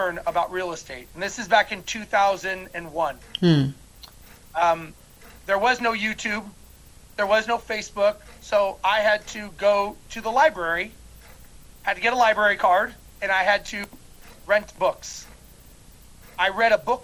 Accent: Los Angeles, California, United States; now in Houston, United States; I currently live in Houston, Texas, and originally I was born and raised in Los Angeles

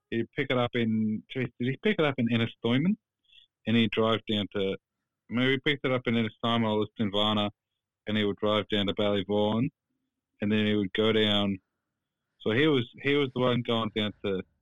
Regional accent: Brunswick, Victoria, Australia; I used to live in Brunswick. I grew up in Brunswick

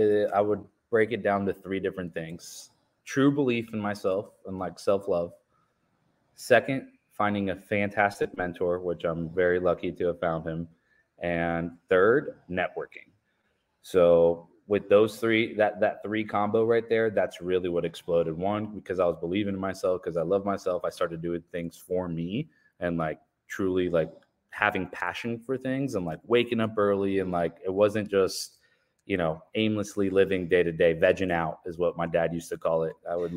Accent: Richwood, Ohio, United States; also born or lived in Colombia; So yeah, I was born in Colombia, South America. We immigrated to the States in 1999, went to a small town called Richwood, Ohio. It is very rural, about two, maybe three stoplights type of town, very Midwestern country, and then moved to Delaware, Ohio

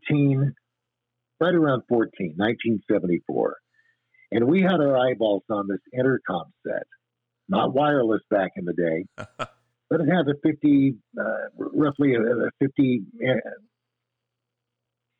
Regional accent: Raymond, Washington, United States; when I grew up in Raymond, the population was right around 2,300

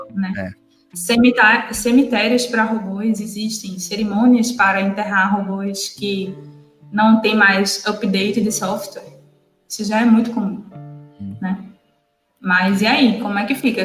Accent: Northeast Brazil, Brazil; como nordestina

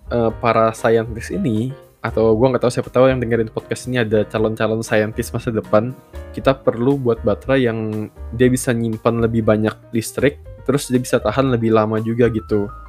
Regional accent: Samarinda, East Kalimantan, Indonesia; Misal kayak kota asal gua Samarinda itu sebuah kota yang menarik sebenarnya.

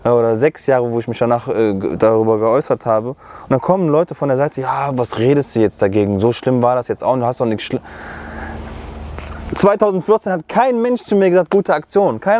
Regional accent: Germany; erstens bin ich selber Deutscher, zweitens habe ich erkannt, und das ist eigentlich schon traurig, das selber zu sagen weil ich hier groß geworden bin, dass mein Heimatland ist

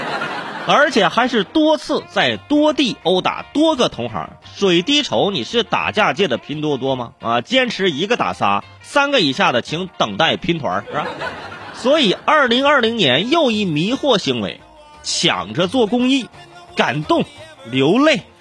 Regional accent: Hebei, China; moved away; 回我老家一趟， 啊， 哈， 去趟河北， 啊， 去趟河北， 哎， 去趟河北的石家庄

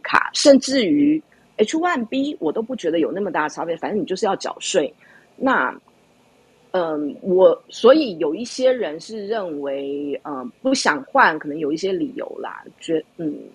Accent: Taiwan; now in United States; 我们台湾人不用排期

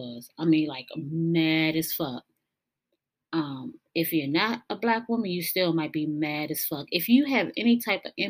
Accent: United States; we as American citizens

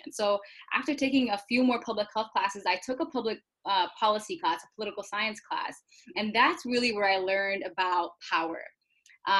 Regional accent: Minnesota, United States; I'm actually from Minnesota. I was born and raised here

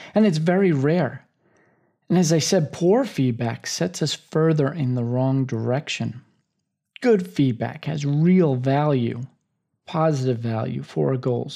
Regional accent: United States; as an American ship captain

